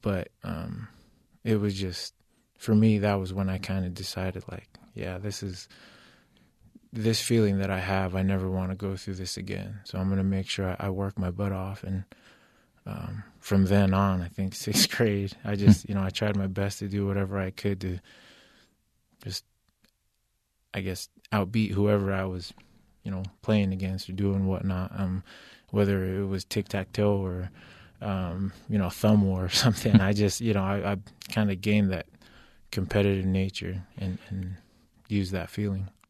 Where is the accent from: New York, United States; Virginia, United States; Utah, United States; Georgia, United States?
Utah, United States; Orem; also born or lived in Kahuku, Hawaii / San Bernardino County, California / Provo, Utah; we grew up in Orem, um, pretty much uh, just in a, a, small duplex out there. Went to Sharon Elementary